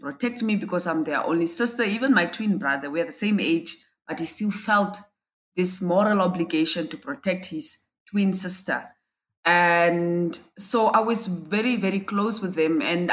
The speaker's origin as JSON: {"language": "English", "town": "Windhoek", "region": "Khomas", "country": "Namibia", "tie": "born or raised there", "said": "I'm from Namibia and I live in Windhoek."}